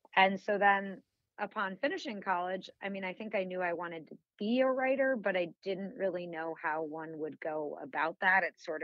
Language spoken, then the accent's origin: English; Illinois, United States; I grew up in a suburb of Chicago. Haven't lived there in ages, but I still have family in the suburb that I grew up in, so I'm still back there pretty often.